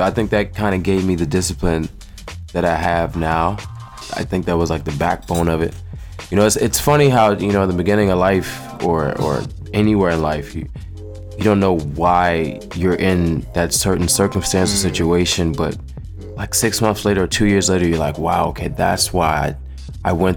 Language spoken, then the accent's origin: English; Washington, District of Columbia, United States; also born or lived in Oklahoma / Lubbock, Texas / Nigeria; I mainly grew up in D.C., like from age 6 on up